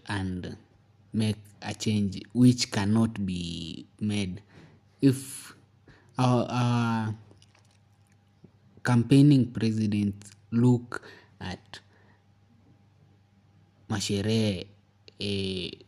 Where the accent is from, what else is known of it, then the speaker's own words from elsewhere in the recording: Eldoret, Uasin Gishu County, Kenya; moved away; since I left my town, my hometown, Eldoret